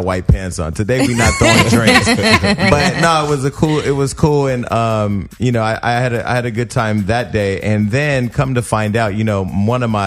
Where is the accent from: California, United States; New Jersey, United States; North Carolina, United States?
California, United States; Stockton; I'm from Stockton. You know, it's by Sacramento, California.